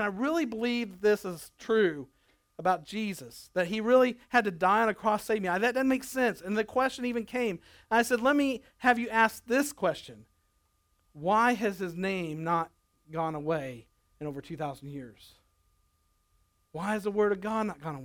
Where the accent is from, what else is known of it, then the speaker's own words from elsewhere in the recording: Nebraska, United States; moved away; also born or lived in Arkansas; I grew up in Nebraska where you wrestled people. When I moved to Arkansas and they boxed, I found out the hard way.